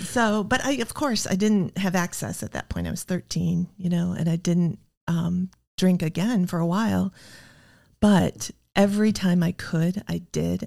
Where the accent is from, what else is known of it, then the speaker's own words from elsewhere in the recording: Iowa, United States; I grew up in the Midwest in Iowa in the sixties